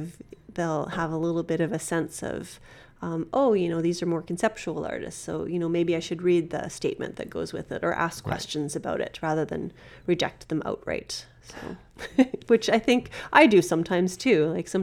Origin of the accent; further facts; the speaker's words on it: Regina, Saskatchewan, Canada; born there; Yeah, okay, I was born in Regina.